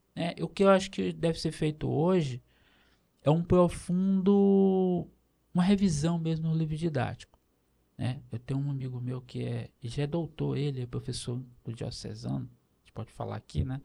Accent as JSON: {"language": "Portuguese", "town": "Itapecuru-Mirim", "region": "Maranhão", "country": "Brazil", "tie": "born or raised there", "said": "eu nasci em Itapecuru, Mirim, no Maranhão"}